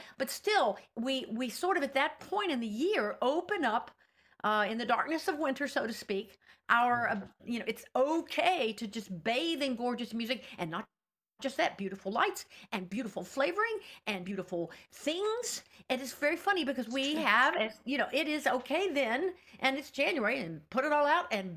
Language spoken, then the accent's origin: English; Roanoke, Virginia, United States; I was born in Roanoke, Virginia